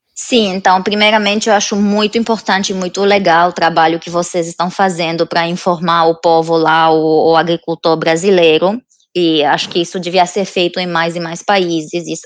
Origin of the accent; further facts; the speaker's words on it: Romania; Portuguese is a second language; moved away as an adult; now in London, United Kingdom; Eu não sou da, da Inglaterra, né? Eu sou da Romênia, que é país do leste europeu